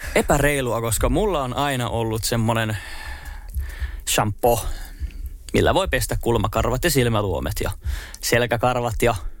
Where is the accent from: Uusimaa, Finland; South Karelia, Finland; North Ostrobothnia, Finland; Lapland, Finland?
Uusimaa, Finland; Espoo; moved away as an adult; also born or lived in Turku; mä sanoin, että Espoosta.